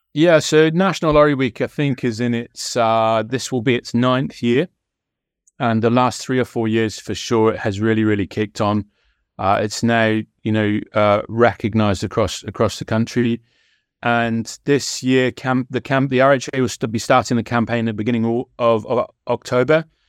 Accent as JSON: {"language": "English", "area": "West Country", "region": "South West England", "country": "United Kingdom", "said": "I'm from the West Country"}